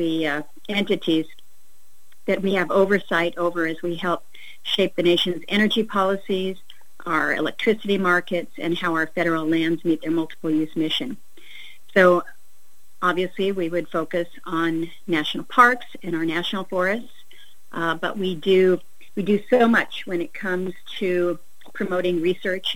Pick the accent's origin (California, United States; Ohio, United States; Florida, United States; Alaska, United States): Alaska, United States; back home in my home state in Alaska